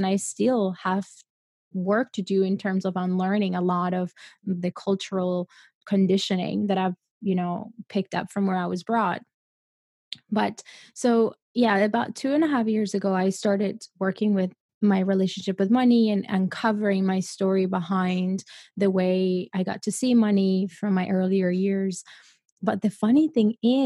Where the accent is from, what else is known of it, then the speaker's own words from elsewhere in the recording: Colombia; I come from Colombia. I come from a place, from a third world country